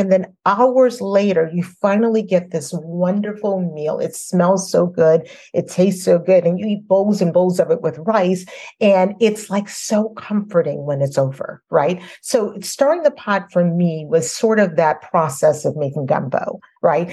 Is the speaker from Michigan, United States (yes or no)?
no; New Orleans, Louisiana, United States; I was a little girl and growing up in New Orleans